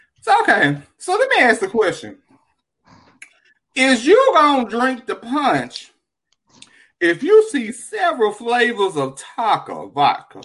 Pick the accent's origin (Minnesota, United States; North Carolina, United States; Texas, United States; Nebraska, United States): Texas, United States; Dallas; I'm from South Dallas too